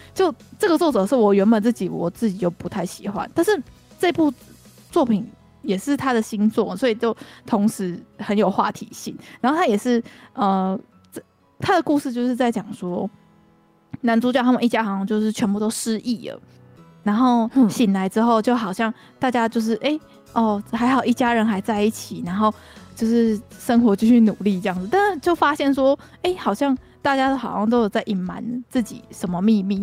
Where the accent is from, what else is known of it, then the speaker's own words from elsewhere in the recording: Kaohsiung, Taiwan; now in Taoyuan, Taiwan; 我们高雄人就是适合活在阳光下面